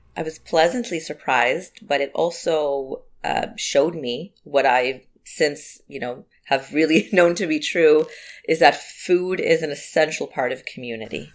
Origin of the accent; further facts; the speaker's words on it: Israel; moved away as an adult; also born or lived in Tel Aviv; now in Prince Edward County, Canada; my husband and I were, bo- were, both born and raised in Israel